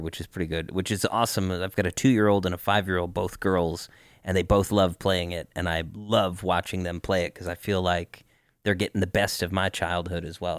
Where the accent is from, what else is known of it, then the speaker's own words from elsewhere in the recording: Denver, Colorado, United States; also born or lived in Cleveland; I was originally from Cleveland and a lot of my family is from Cleveland, even though I grew up in Denver.